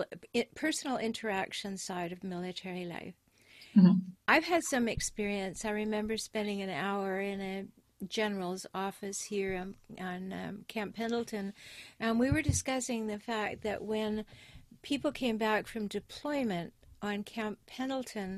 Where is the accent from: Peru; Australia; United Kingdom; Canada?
Canada; I'm natively a Canadian